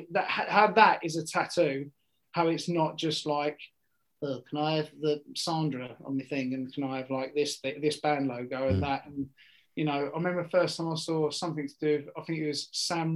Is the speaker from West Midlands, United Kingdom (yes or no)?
no; Essex, East of England, United Kingdom; I'm from Essex. I'm from an estate in Essex.